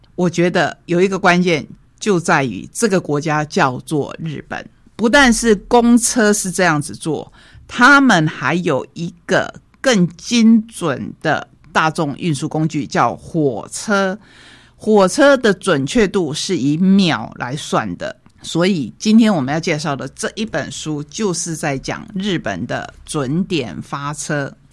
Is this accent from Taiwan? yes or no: yes; Taiwan; 也让我们台湾人好好的想一想。